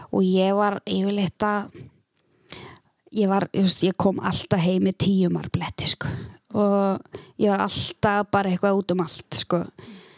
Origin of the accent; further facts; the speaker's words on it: Eskifjörður, Eastern Region, Iceland; moved away as an adult; now in Akureyri, Iceland; ég ólst upp á Eskifyrði og flytt hérna til akureyra 2009